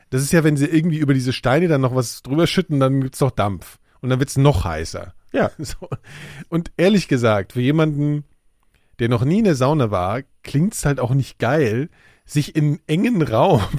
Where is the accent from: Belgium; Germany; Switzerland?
Germany; West Germany; ich bin ja Westdeutscher.